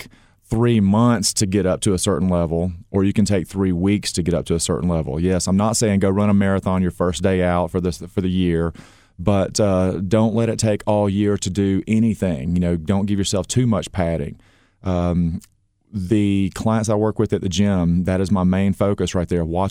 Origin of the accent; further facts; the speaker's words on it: Gainesville, Georgia, United States; Born and raised, Gainesville, Georgia